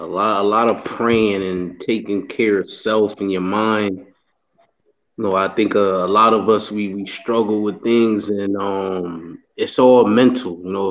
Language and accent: English; Bridgeport, Connecticut, United States; 36 years old, from Bridgeport, Connecticut.